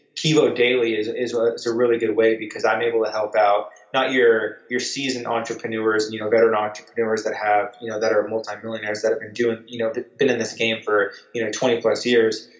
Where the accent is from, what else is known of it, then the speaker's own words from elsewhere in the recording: Southern California, United States; moved away as an adult; also born or lived in Virginia; I grew up in Southern California